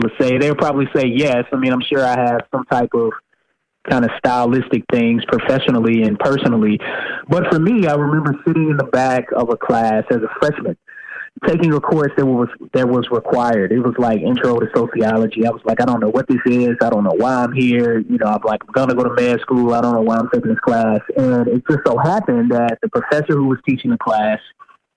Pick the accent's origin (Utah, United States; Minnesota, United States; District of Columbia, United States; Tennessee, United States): Tennessee, United States; moved away as an adult; also born or lived in California; now in Maryland, United States; I'm originally from Tennessee, but I mean, I'm living here now.